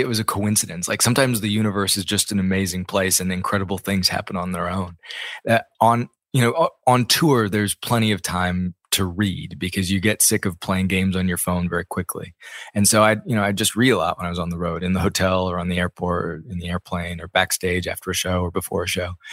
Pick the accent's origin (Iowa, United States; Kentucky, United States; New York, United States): Iowa, United States; Ames; I grew up in Ames, Iowa